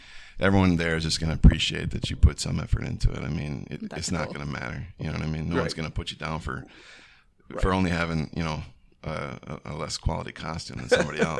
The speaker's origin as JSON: {"language": "English", "area": "Wisconsin, Minnesota", "region": "Upper Midwest", "country": "United States", "also_born_or_lived": "Los Angeles, California", "lives_now": "Menomonie, United States", "said": "I am from Wisconsin, Minnesota."}